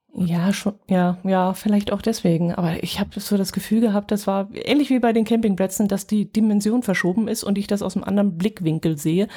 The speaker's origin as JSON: {"language": "German", "region": "Northern Germany", "country": "Germany", "said": "aus dem Norden"}